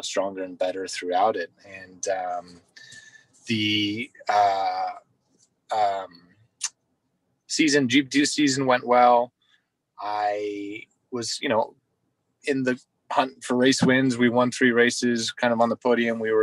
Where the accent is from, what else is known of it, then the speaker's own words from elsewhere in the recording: United States; as an American at my home race